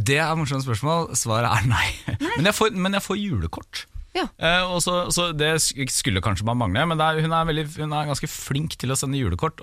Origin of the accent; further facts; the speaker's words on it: Porsgrunn, Vestfold og Telemark, Norway; moved away; hjemme i Porsgrunn i jula